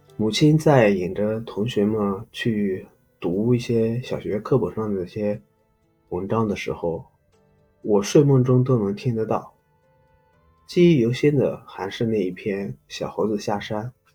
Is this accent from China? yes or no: yes; Loess Plateau, China; 我呢是出生在一个，呃，小山村 嗯，黄土高原的一个小山，小山村